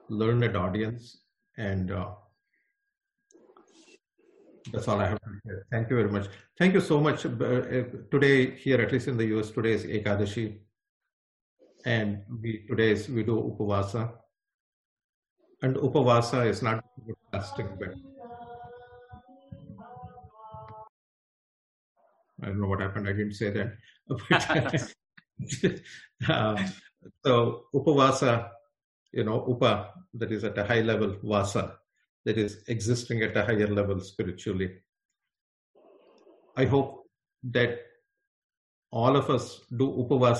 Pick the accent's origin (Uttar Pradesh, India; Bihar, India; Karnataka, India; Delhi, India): Karnataka, India; Bangalore; moved away; I'm a Kannadiga from Bangalore